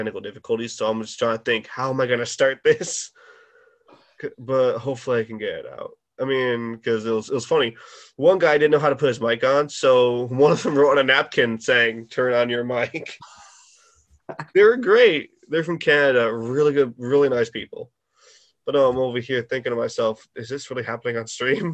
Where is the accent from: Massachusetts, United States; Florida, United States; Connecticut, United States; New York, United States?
Connecticut, United States; I'm from there too